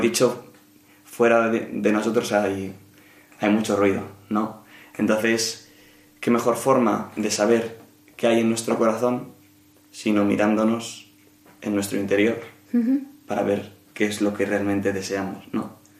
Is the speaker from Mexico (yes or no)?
no; Madrid, Community of Madrid, Spain; nací y vivo en Madrid, así que soy madrileño 100%